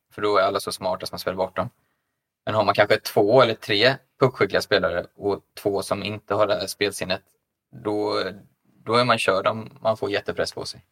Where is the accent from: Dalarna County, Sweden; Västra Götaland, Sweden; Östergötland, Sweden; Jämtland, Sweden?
Östergötland, Sweden; Linköping; min hemstad Linköping